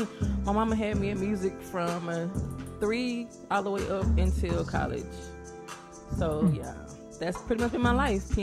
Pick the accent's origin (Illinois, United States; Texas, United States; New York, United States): Texas, United States; Lancaster; I am from Dallas, Texas.